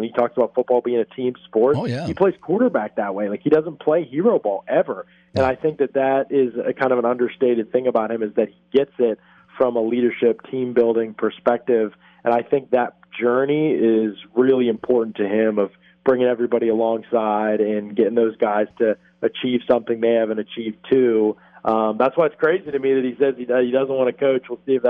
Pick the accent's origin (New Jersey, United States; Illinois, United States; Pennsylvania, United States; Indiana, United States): Pennsylvania, United States; Pittsburgh; I grew up outside of Pittsburgh